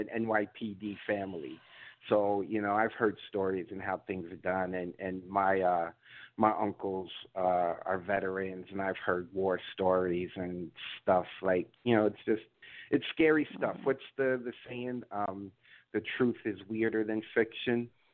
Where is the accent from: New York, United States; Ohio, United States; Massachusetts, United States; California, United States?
New York, United States; New York City; I'm from the Bronx. I'm a Puerto Rican who's uh, born and raised in New York